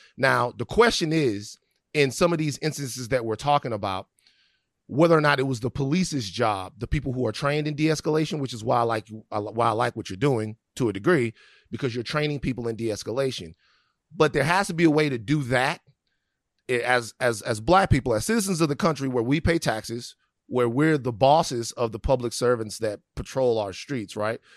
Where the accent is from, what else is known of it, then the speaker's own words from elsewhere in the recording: Baton Rouge, Louisiana, United States; moved away; also born or lived in California; I'm from Baton Rouge, Louisiana